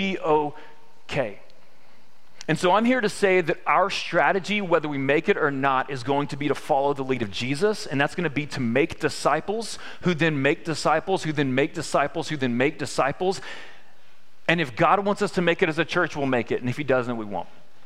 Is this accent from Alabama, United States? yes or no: no; Victoria, Texas, United States; I'm from Victoria, Texas